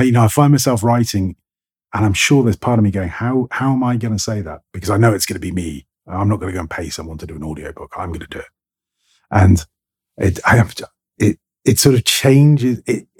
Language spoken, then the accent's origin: English; England, United Kingdom; accent: received pronunciation British; my received pronunciation British accent, because that's my accent.